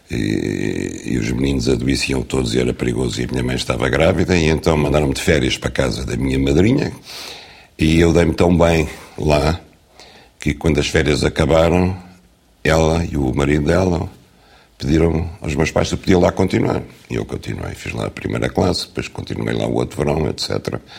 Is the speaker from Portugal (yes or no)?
yes; Norte, Portugal; also born or lived in Lisbon; now in Algarve, Portugal; Eh, e eu, que de facto nasci a norte, fui criado entre o Marão e o Douro. Cresci em Lisboa. Tive raízes sempre no Alentejo, autoconstruídas. E agora vivo no Algarve